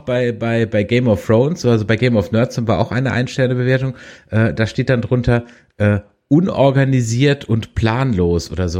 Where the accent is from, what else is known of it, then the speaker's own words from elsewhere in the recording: Germany; ich als Deutscher